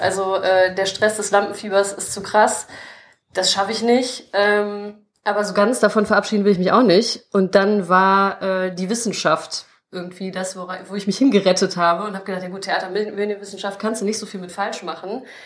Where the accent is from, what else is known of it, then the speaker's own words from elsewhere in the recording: Krefeld, North Rhine-Westphalia, Germany; geboren in Krefeld, aufgewachsen in Krefeld